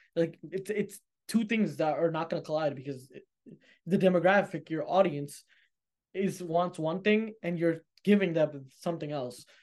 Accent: United States; I'm American, you know, I live in America

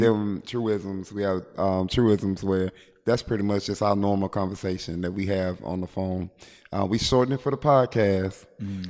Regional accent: Shreveport, Louisiana, United States; I'm from Shreveport, Louisiana

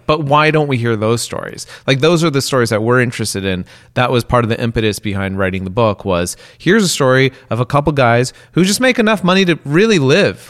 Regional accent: West Coast, United States; I grew up on the West Coast

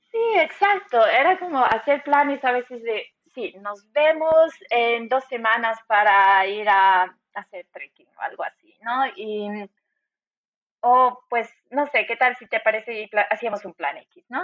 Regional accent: Cochabamba, Bolivia; moved away as an adult; also born or lived in La Paz, Bolivia / Düsseldorf, Germany; now in Stuttgart, Germany; nací en La Paz, Bolivia, y también me crié en Cochabamba, una ciudad en el centro de mi país.

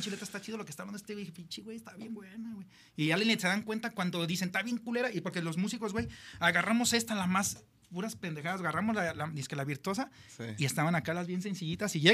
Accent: Mexico; pues somos mexicanos, güey.

